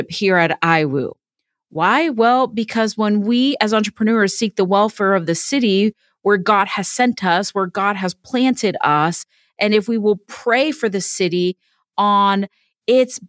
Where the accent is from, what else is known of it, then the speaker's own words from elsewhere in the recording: Miami, Florida, United States; also born or lived in Orlando, Florida / Clemmons, North Carolina; now in Indiana, United States; I'm originally from Miami